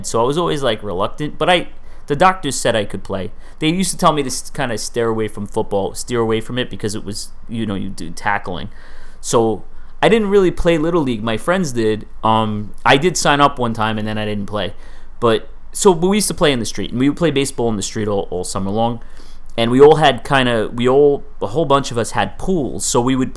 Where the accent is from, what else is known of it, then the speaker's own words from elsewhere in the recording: New York City, New York, United States; Growing up in Staten Island, my parents moved out there in 1977 when I was a baby.